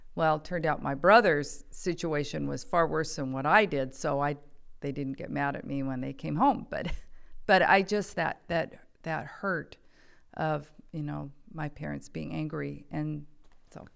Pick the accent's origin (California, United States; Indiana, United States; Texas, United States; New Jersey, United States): California, United States; Saratoga; also born or lived in Downey, California; I was actually born in Downey, California. Uh, when I was five, my dad got transferred up to the Bay Area, so I grew up in Saratoga, California